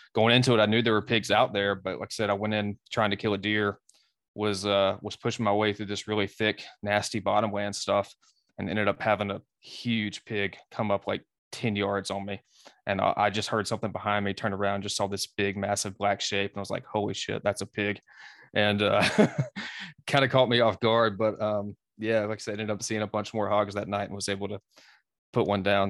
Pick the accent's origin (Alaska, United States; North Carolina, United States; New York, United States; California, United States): North Carolina, United States; also born or lived in Southwest Virginia; I'm an East Coast dude, um, born and raised in North Carolina, and spent a lot of time in Southwest Virginia as well